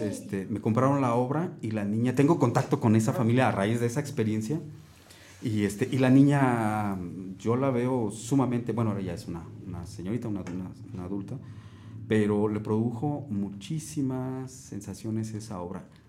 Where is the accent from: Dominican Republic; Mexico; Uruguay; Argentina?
Mexico; llevo mi ciudad, o sea, aparte de, mi país, llevo mi ciudad